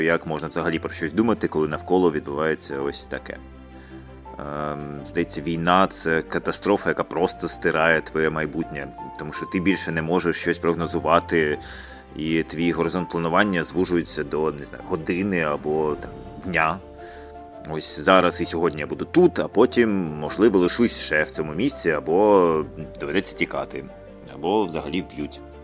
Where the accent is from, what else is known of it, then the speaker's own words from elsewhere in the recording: Ukraine; в моїй рідній країні, в моєму рідному місті